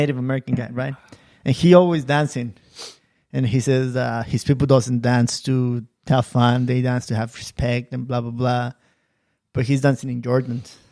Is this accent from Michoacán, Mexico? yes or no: yes; Michoacán, Mexico; moved away; I'm Mexican, I'm from Michoacan